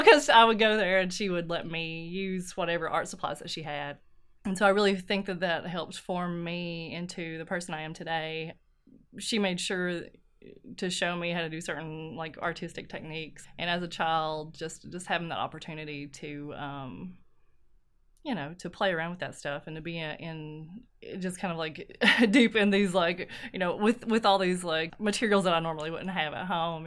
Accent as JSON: {"language": "English", "town": "Ermine", "region": "Kentucky", "country": "United States", "also_born_or_lived": "Knott County, Kentucky", "said": "I am from Ermine, which is here in Letcher County, Kentucky"}